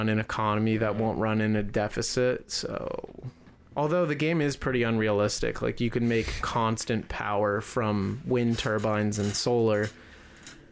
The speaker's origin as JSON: {"language": "English", "region": "Connecticut", "country": "United States", "tie": "born or raised there", "moved": "yes", "said": "Back in Connecticut, when I grew up in Connecticut, we went to a school that was, like, an hour away from where we lived."}